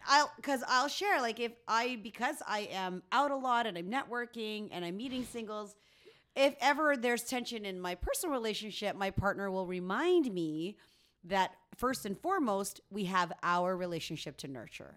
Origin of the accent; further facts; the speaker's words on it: Philippines; now in Canada; Filipino Canadian, but I, born in the Philippines